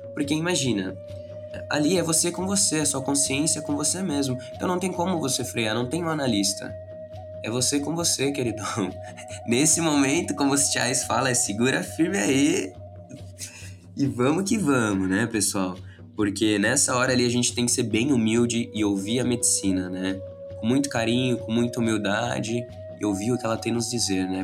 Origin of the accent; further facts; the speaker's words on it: Brazil; nós brasileiros